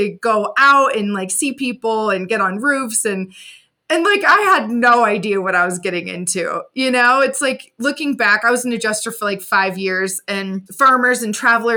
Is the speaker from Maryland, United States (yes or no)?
no; Indiana, United States; moved away; went back home to my hometown in Indiana